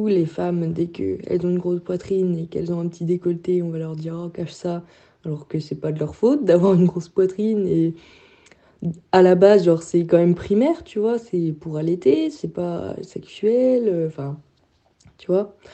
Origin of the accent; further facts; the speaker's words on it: France; En tant que Français, aller au lac à Leipzig, c'est un peu perturbant la première fois